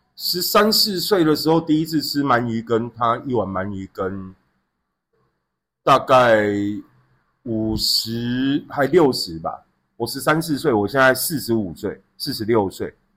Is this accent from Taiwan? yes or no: yes; Xinzhuang, New Taipei, Taiwan; 我回到新庄那个地方，我从小在新庄长大，就我开始有自己的人生记忆开始就在新庄，在新庄有一条街叫中城街